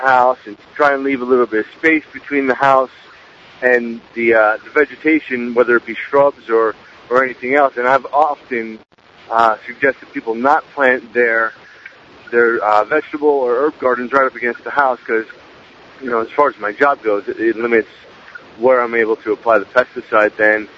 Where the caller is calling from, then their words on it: North Carolina, United States; Hey, Jack. … I'm calling from North Carolina